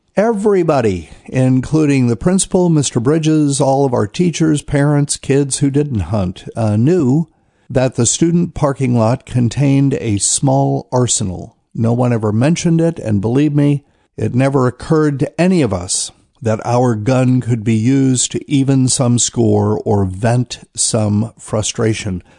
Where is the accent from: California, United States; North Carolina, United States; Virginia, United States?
North Carolina, United States; New Bern; moved away; my hometown of New Bern, North Carolina